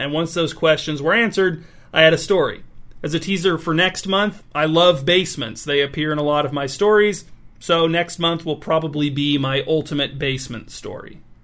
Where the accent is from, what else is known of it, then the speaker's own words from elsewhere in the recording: North Webster, Indiana, United States; North Webster, Indiana, which is my hometown.